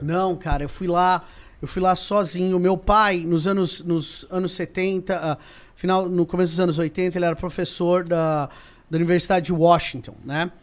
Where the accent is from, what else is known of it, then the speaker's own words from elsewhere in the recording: Brazil; now in United States; eu falo isso como brasileiro